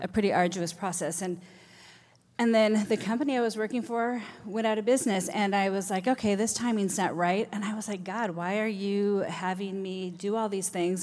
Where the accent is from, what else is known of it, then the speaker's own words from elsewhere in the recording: Redmond, Washington, United States; also born or lived in Minnesota; I moved here from Minnesota when I was eleven, so I essentially grew up in Redmond, so all the formative years